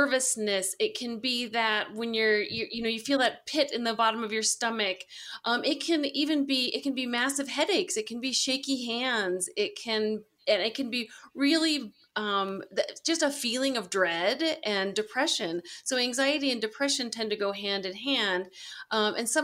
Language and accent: English; Colorado, United States; also born or lived in Arizona; I was born and raised here in Colorado, so I came home